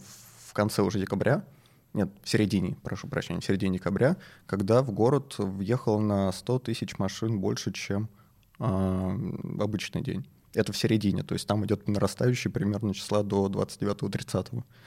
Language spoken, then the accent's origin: Russian; Moscow, Russia; мы все, все москвичи